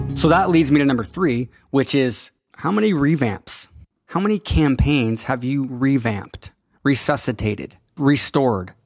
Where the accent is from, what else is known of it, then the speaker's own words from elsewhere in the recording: Enumclaw, Washington, United States; Enum Claw High School, which is where I went to high school, small town